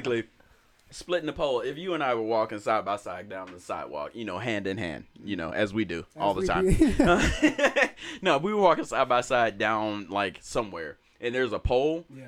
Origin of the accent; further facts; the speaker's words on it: Alabama, United States; moved away; also born or lived in Florida; I'm from Alabama, 2.5 hours away from Panama City Beach